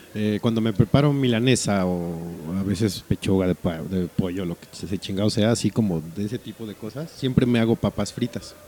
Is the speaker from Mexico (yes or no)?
yes; northern Mexico, Mexico; accent: norteño; se me salga mi acento norteño